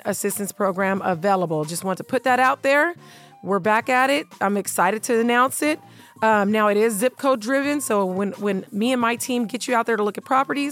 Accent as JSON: {"language": "English", "town": "North Las Vegas", "region": "Nevada", "country": "United States", "tie": "born or raised there", "said": "North Town where I grew up, went to Rancho"}